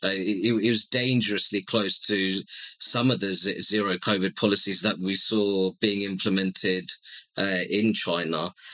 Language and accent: English; Luton, East of England, United Kingdom; also born or lived in Hammersmith, London; I was born in Hammersmith in West London, my family home is in Luton, and I'm predominantly a Bangladeshi origin.